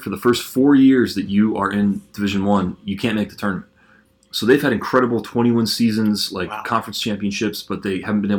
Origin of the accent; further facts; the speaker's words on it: Chicago, Illinois, United States; I grew up in the Chicago area